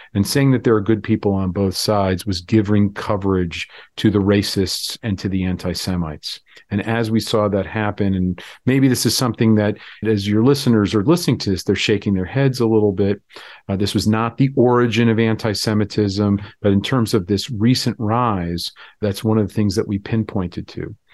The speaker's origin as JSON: {"language": "English", "region": "Florida", "country": "United States", "tie": "born or raised there", "moved": "yes", "lives_now": "North Carolina, United States", "said": "I grew up in Florida, which is kind of a suburb of the North"}